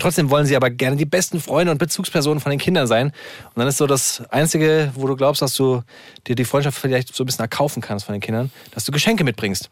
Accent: Hesse, Germany; accent: Hessian; Ich bin ja selber Hesse. Ich bin hier aufgewachsen, hier geboren.

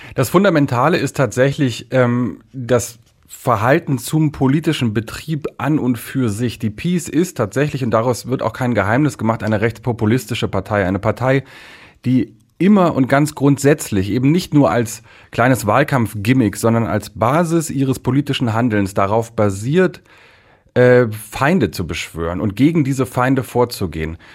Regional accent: Germany; now in Poland; ich bin ein Deutscher, ich bin ein deutscher Journalist, Vertreter der ARD hier in Polen

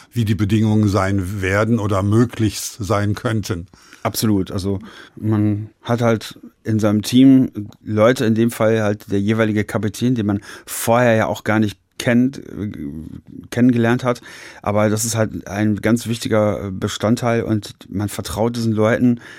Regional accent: Paderborn, North Rhine-Westphalia, Germany; In meiner Heimat ist recht. Ich, ich bin in Paderborn äh, noch nicht mal Sportler des Jahres geworden.

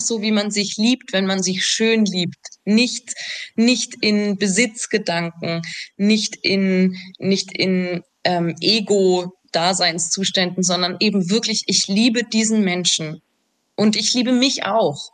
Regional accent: Salzburg, Austria; ich komme aus Salzburg

